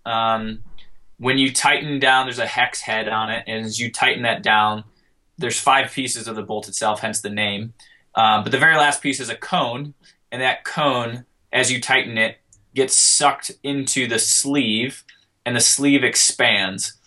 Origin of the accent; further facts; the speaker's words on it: Colorado, United States; I'm from Colorado